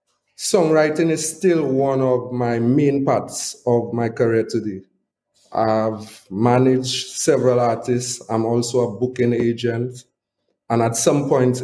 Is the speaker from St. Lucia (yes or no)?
yes; Castries, St. Lucia; I was born and raised in La Panse, Castries, St. Lucia